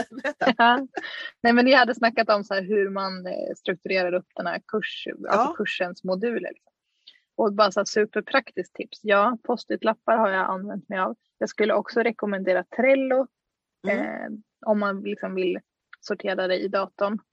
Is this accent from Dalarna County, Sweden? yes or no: yes; Dalarna County, Sweden; moved away; en gård i Dalarna där jag är ifrån